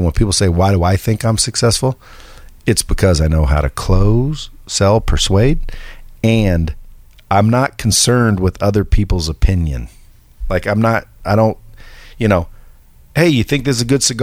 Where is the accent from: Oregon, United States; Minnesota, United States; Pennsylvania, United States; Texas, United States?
Oregon, United States; Cottage Grove; I'm from Oregon, small logging town called Cottage Grove